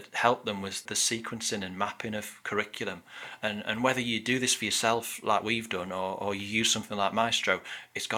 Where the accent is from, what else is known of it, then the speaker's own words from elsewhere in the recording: Middlesbrough, North East England, United Kingdom; moved away; I grew up in Middlesbrough in the northeast